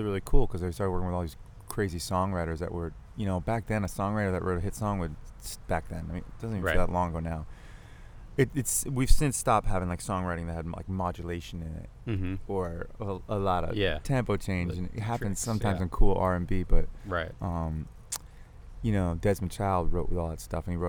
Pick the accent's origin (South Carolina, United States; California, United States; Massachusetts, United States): Massachusetts, United States; Malden; also born or lived in Arlington, Massachusetts / Andover, Massachusetts / Melrose, Massachusetts / Boston; I'm a Masshole. I grew up in Massachusetts. I was born in Malden, not far from here.